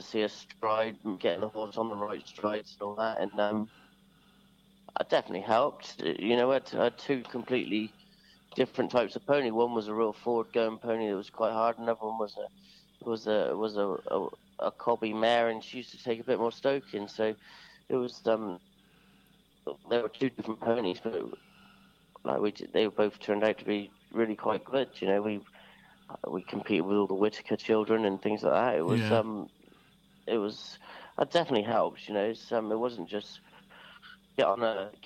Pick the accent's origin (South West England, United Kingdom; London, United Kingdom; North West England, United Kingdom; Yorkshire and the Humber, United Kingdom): South West England, United Kingdom; Sherborne; also born or lived in Milborne Port; Sherborne, I was born, actually. Yeah, it's not so locally. We were living at Millbourne Port at the time, but I was born in Sherborne.